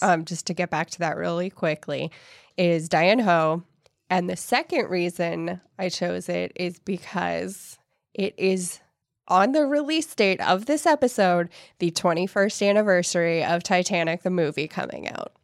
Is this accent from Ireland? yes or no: yes; Ireland; I'm Irish